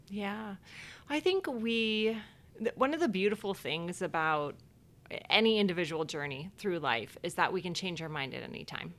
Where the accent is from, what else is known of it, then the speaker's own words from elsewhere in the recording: Cleveland Heights, Ohio, United States; moved away as an adult; now in Chicago, United States; I grew up in Ohio, actually a town called Cleveland Heights, Ohio